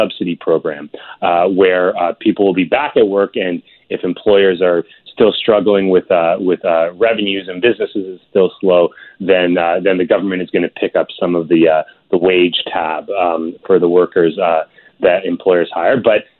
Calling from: Ontario, Canada; I'm calling in from Ontario

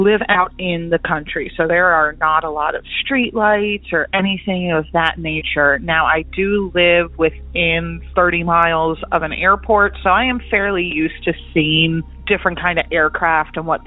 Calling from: Lancaster County, Pennsylvania, United States; I'm calling from Lancaster County, Pennsylvania

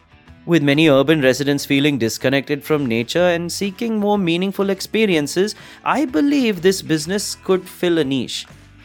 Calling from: Washington, District of Columbia, United States; I'm calling from Washington, D.C.

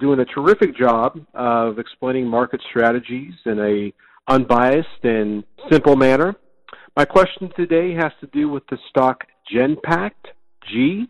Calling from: Austin, Texas, United States; I'm calling in from Austin, Texas.

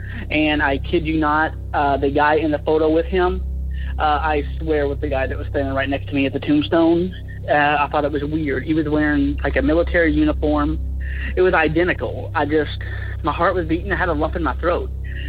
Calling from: Chattanooga, Tennessee, United States; I'm from the Chattanooga area.

